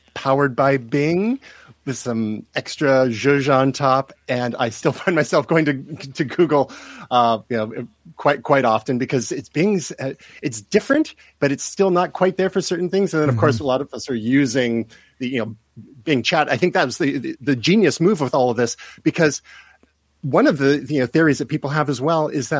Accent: Canada; I'm from Canada

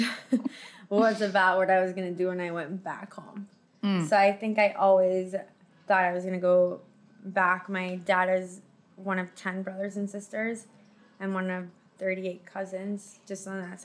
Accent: Caracas, Capital District, Venezuela; moved away as an adult; now in United States; I grew up in Caracas

